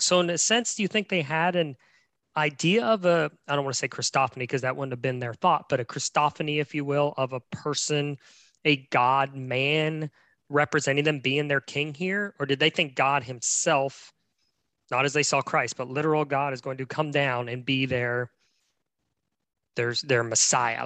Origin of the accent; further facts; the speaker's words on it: West Virginia, United States; moved away; I'm in my home state of West Virginia.